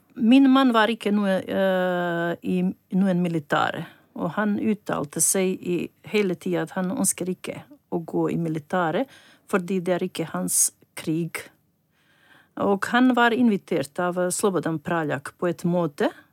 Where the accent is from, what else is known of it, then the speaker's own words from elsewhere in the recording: Ljubuški, Federation of Bosnia and Herzegovina, Bosnia & Herzegovina; Norwegian is a second language; moved away as an adult; now in Norway; Jeg er opprinnelig fra Bosnia og Herzegovina. Vi bodde i byen Ljubuski